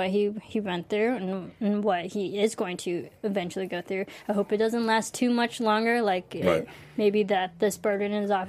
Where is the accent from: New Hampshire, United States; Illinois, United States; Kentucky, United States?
Illinois, United States; I'm from Illinois.